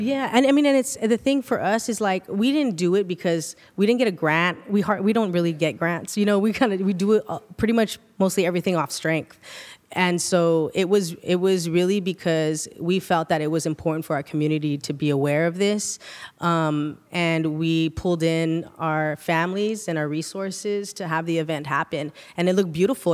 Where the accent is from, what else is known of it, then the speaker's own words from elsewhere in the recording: Sanger, California, United States; we're straight up from Sanger, from the countryside, the sticks